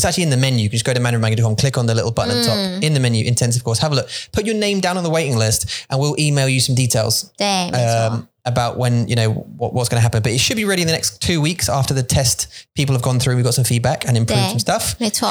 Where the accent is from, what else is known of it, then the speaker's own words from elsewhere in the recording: Kaohsiung, Taiwan; when I was born in Kaohsiung and I grew up